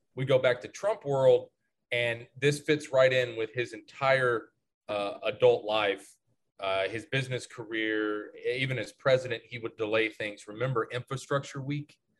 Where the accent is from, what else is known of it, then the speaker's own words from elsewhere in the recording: the South, United States; growing up in the South